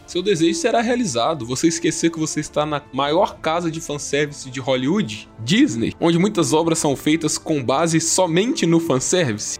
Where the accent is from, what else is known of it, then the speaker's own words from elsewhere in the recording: Brazil; eu como um bom brasileiro